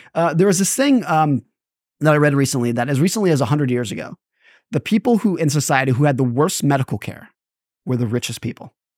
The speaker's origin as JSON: {"language": "English", "region": "California", "country": "United States", "tie": "born or raised there", "said": "I grew up in California"}